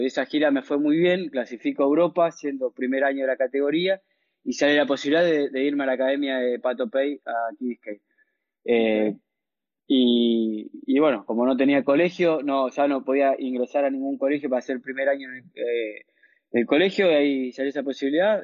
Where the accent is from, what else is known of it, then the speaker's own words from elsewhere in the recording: Venado Tuerto, Santa Fe, Argentina; also born or lived in Rufino / Rosario; nací en Rufino, un pueblo de 15.000, 20.000 habitantes. Eh, a los dos nació mi hermano, que nos llevamos dos años de diferencia. Eh, a los tres años míos nos fuimos a vivir a Venado Tuerto por trabajo mi papá, que él empezó a dar clases de tenis ahí en Venado Tuerto. Empecé a crecer en Venado